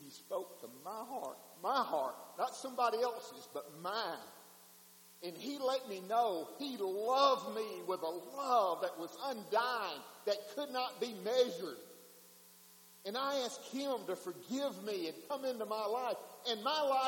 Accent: Wheeler, Mississippi, United States; I was driving home from Blue Mountain to Wheeler, Mississippi

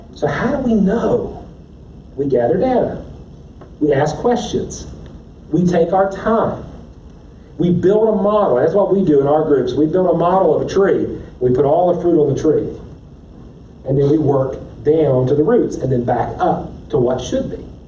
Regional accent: West Virginia, United States; I'm from West Virginia.

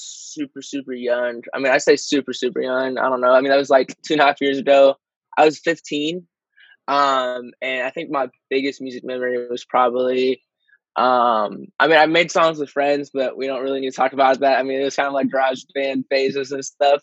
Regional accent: Michigan, United States; I'm from Michigan, but I'm out in L.A. a lot

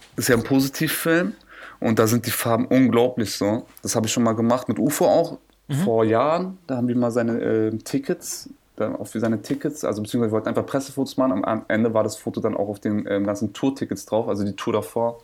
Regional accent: Berlin, Germany; ich bin ja Berliner

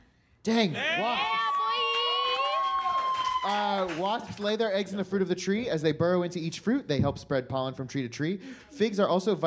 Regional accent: Florida, United States; I grew up in Florida

